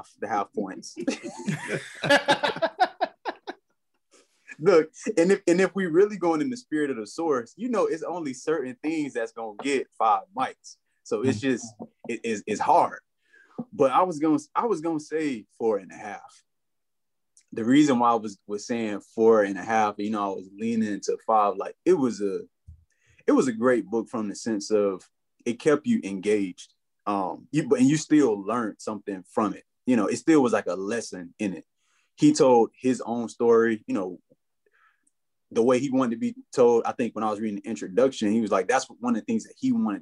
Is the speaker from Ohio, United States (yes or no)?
no; Florida, United States; now in Washington, D.C., United States; I'm from Florida